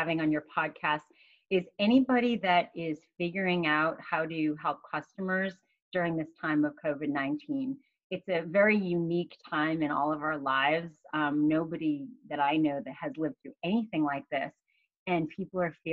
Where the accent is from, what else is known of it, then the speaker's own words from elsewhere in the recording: Massachusetts, United States; I grew up in Massachusetts